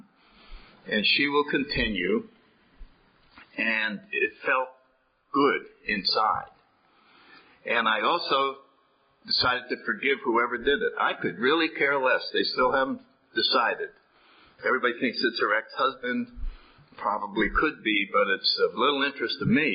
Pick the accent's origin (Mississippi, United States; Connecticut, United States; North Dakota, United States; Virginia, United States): Connecticut, United States; New Haven; I grew up in New Haven, Connecticut